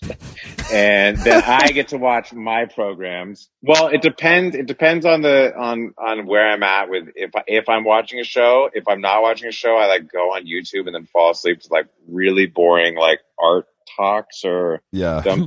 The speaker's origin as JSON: {"language": "English", "region": "Northern California", "country": "United States", "tie": "born or raised there", "lives_now": "Los Angeles, United States"}